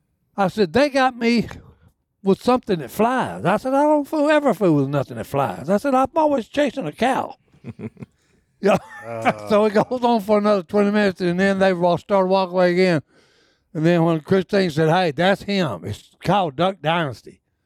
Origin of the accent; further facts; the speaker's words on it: Texas, United States; I said, I'm from Texas. You know, and I had my cowboy hat on and boots and everything.